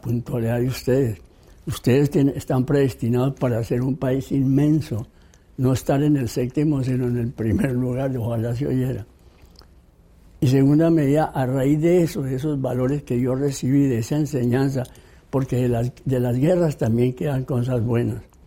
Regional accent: Bogotá, Colombia; Soy colombiano, nacido en la capital de la República, Bogotá.

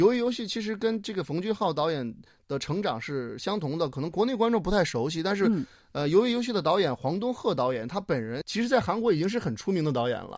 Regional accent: Henan, China; also born or lived in Beijing; now in South Korea; 因为我老家是河南的

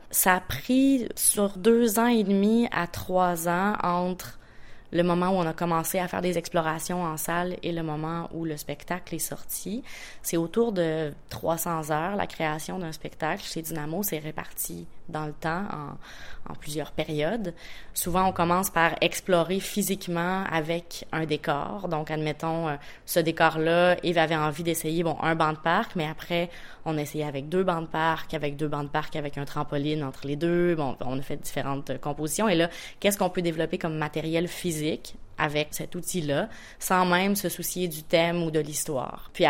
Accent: Quebec, Canada; Euh, je suis une Québécoise en tournée en Corée en ce moment

